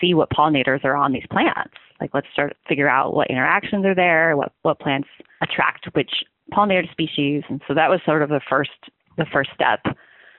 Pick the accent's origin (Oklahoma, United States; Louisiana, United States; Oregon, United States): Oregon, United States; Klamath Falls; moved away as an adult; now in Corvallis, United States; I grew up in Southern Oregon, in the Klamath Falls area, which is a pretty heavily farming community